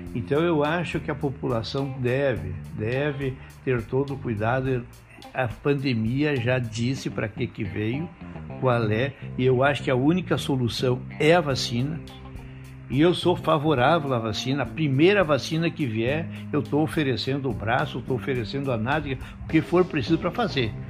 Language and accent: Portuguese; Ibirubá, Rio Grande do Sul, Brazil; moved away as an adult; also born or lived in Barros Cassal; now in Santo Ângelo, Brazil; Nasci em Barros Cassal, uma pequena cidade perto de Soledade, na época pertencia a Soledade. É, e como meu pai era pastor, ele recebeu um chamado para Ibirubá, então foi em Ibirubá que eu é, convivi a minha adolescência